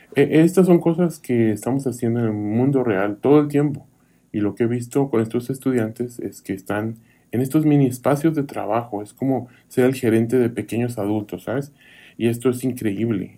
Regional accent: Kansas, United States; moved away as an adult; also born or lived in Arkansas / Sweden; now in Eagle County, United States; en Kansas, de donde yo soy

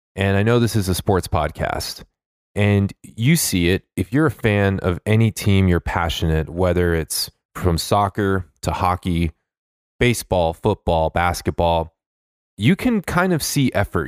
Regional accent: Los Angeles, California, United States; I'm from Los Angeles

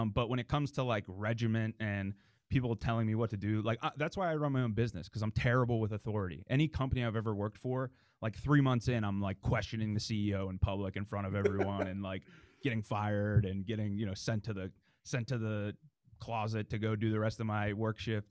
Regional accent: Dormont, Pennsylvania, United States; I was born and raised in Dormont

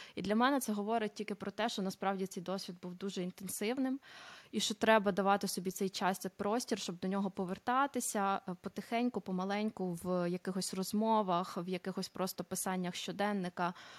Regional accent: Cherkasy, Cherkasy Oblast, Ukraine; moved away as an adult; also born or lived in Italy; now in Netherlands; родом я з Черкас. Зараз знаходжуся в Нідерландах.

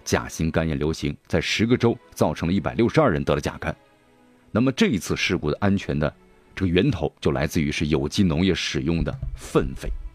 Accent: China; 咱们中国

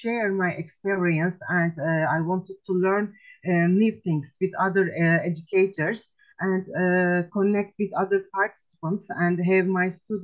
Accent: Turkey; English is a second language; also born or lived in Antalya; from Turkey

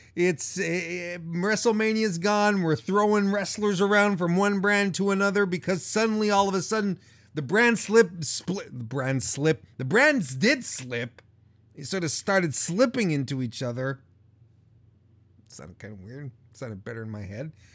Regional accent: Canada; Montreal is close to my hometown

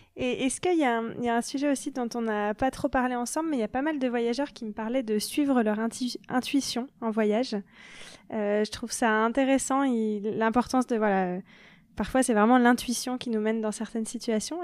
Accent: France; en tant que Français

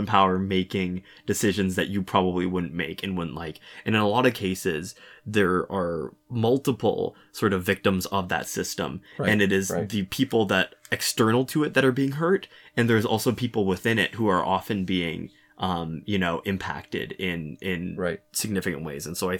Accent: Russia; first language Russian; English is a second language; I'm from Russia and I speak Russian, which feels weird to admit with, quote, the current situation.

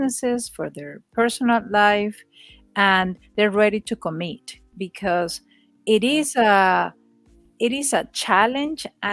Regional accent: Venezuela; English is a second language; moved away as an adult; now in United States; I am from Venezuela

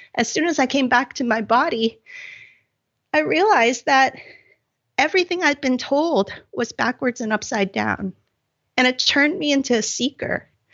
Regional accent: Hong Kong; growing up in Hong Kong

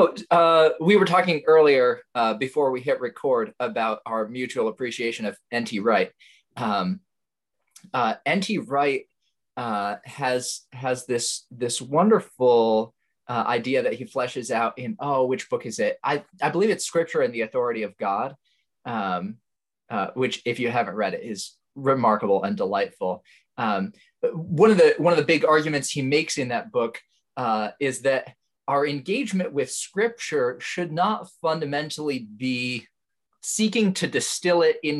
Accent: Indonesia; moved away as an adult; now in United States; I was born in the United States, but I actually grew up overseas in Indonesia. My family moved there when I was 3, and then I came back to the States when I was 18 for college.

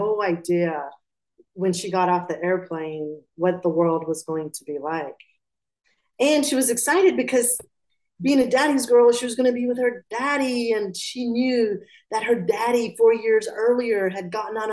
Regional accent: Atlanta, Georgia, United States; also born or lived in Pakistan; So I was born in Pakistan and I was raised in Georgia, in Atlanta

